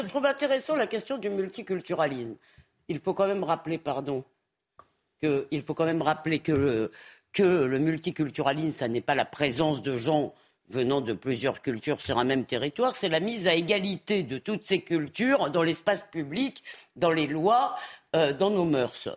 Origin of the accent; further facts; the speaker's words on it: Épinay-sur-Seine, Île-de-France, France; Quand j'étais jeune à Épinay-sur-Seine